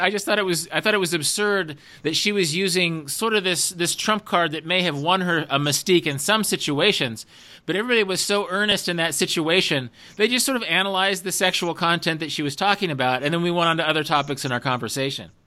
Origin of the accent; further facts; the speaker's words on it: United States; we're both Americans